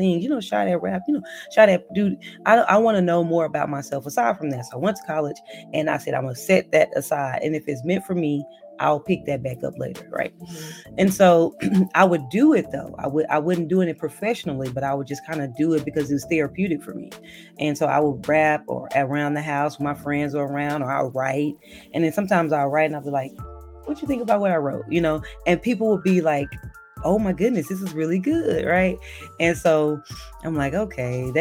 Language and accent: English; Dallas, Texas, United States; I'm from Dallas, Texas, born and raised